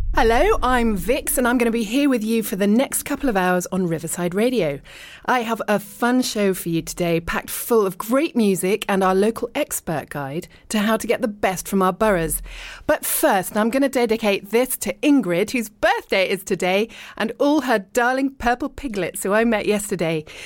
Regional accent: Richmond, London, United Kingdom; moved away as an adult; also born or lived in East Sheen; I was born in Richmond, and I lived and worked in London, but then lived abroad for ages

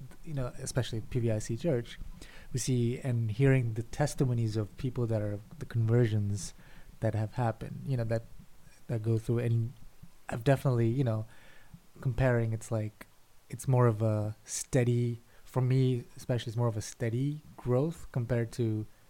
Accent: Kerala, India; now in Philadelphia, United States; we were from the Protestant CSI background, and being in Kerala and in growing up in India, we were surrounded in that culture, Christian culture

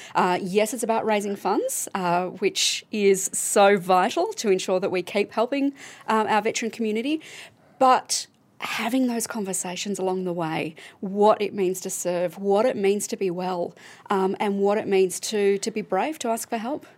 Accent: Melbourne, Victoria, Australia; I'm from Melbourne

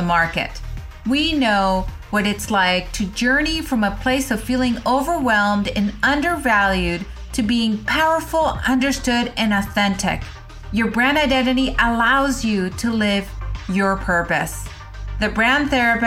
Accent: Venezuela

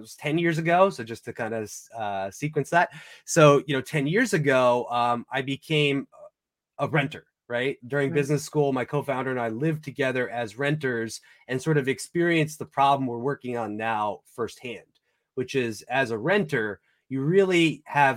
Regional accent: New York, United States; I grew up in New York in a little coastal beach community, sort of like the Hamptons, but not quite as fancy

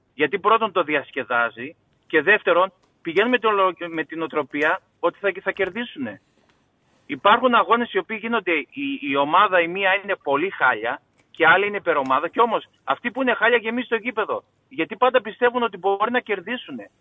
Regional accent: Greece; now in Kansas, United States; Εμείς οι Έλληνες

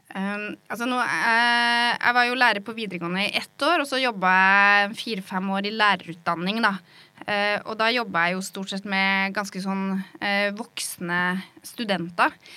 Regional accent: Norway; accent: rural dialect (bygda); moved away as an adult; also born or lived in Oslo; det å snakke en litt sånn dialekt som åpenbart er fra bygda

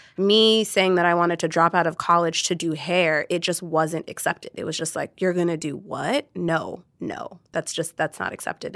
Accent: Orange County, California, United States; I grew up in Orange County.

